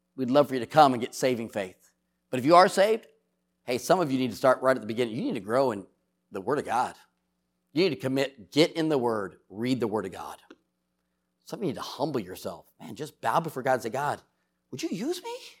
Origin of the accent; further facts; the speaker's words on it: San Diego, California, United States; I grew up in San Diego, California